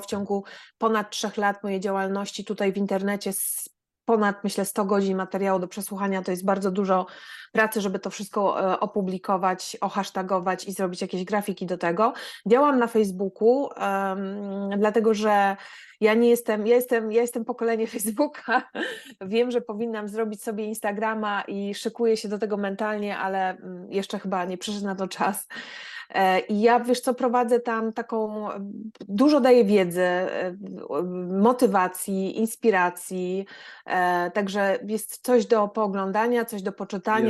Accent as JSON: {"language": "Polish", "town": "Gdańsk", "region": "Pomeranian Voivodeship", "country": "Poland", "moved": "as an adult", "lives_now": "Germany", "said": "pochodzę z Gdańska. Wyemigrowałam do Niemiec 18 lat temu"}